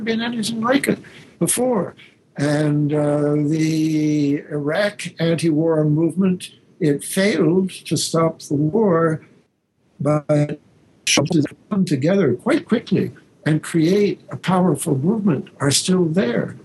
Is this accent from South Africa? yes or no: no; Canada; now in Berkeley, United States; I'm a Canadian